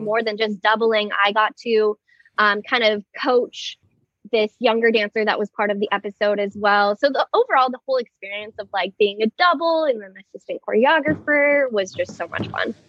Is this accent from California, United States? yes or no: yes; Moorpark, California, United States; I am born and raised in Moorpark, California, um, small suburb right outside of Los Angeles